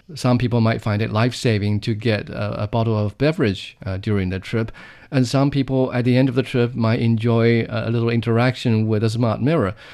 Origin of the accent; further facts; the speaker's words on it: Jingdezhen, Jiangxi, China; Fouleau, which is, uh, a small village, uh, or a region in Jingdezhen in central China's Jiangxi province. Uh, that's my hometown